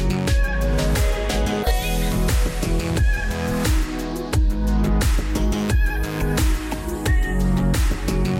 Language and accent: English; Elgin, Illinois, United States; it's my hometown of Elgin, Illinois